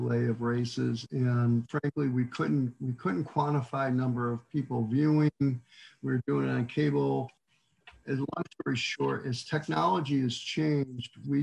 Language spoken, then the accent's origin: English; near Watkins Glen, New York, United States; now in Texas, United States; I grew up near Watkins Glen